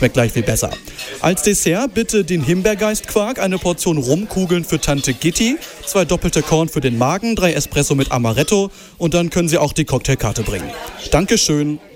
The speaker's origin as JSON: {"language": "German", "town": "Hanover", "region": "Lower Saxony", "country": "Germany", "said": "ich bin natürlich ein großer Fan als äh, Hannoveraner von Lütje Lage."}